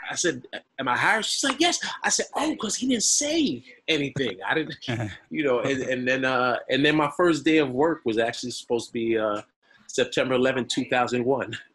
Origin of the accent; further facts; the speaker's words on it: Bronx, New York, United States; born there; I moved back to the Bronx, right? I told you I was born in the Bronx. I moved back to the Bronx 25 years ago today.